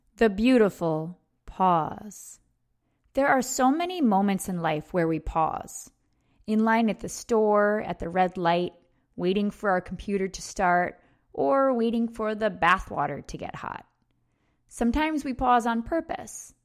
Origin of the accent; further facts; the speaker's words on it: upstate New York, United States; my hometown in her wedding dress alone on the dance floor in a bar in upstate New York.